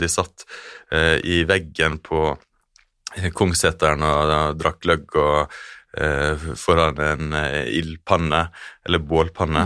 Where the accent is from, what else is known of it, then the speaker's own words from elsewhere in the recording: Stranda municipality, Sunnmøre, Møre og Romsdal, Norway; vokst opp i eh, denne kommunen hvor ja. Geiranger ligger.